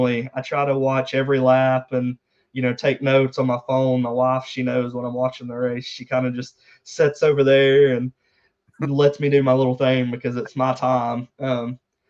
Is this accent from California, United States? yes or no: no; about 45 minutes from Dawsonville, Georgia, United States; about 45 minutes away from Dawsonville, Georgia